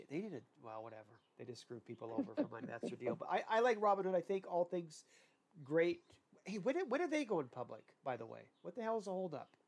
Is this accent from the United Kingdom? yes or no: no; Ireland; I butcher names and I'm Irish.